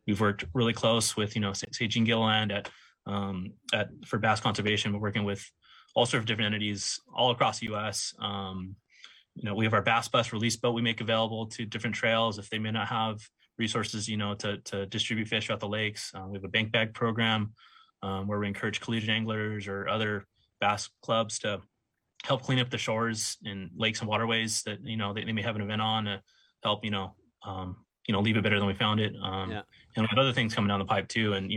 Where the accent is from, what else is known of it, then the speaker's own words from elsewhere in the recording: Los Angeles, California, United States; I grew up in LA, more or less, you know, outskirts